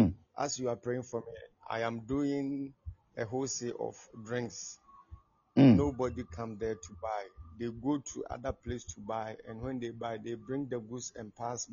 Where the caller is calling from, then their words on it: Kumasi, Ashanti, Ghana; I'm calling from Kumasi, Tanaso.